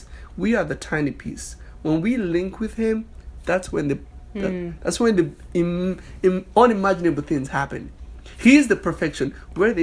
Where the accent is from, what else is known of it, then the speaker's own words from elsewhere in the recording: Nigeria; moved away as an adult; now in United States; I'm from Nigeria, West Africa.